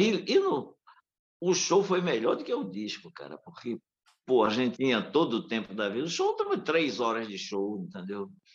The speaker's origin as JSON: {"language": "Portuguese", "region": "Northeast Brazil", "country": "Brazil", "said": "nós nordestinos"}